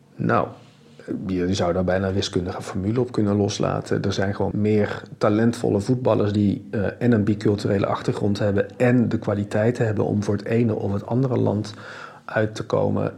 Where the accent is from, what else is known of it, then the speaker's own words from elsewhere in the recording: Netherlands; ik ben geboren en getogen in Nederland, maar 100% Belg dankzij twee West-Vlaamse ouders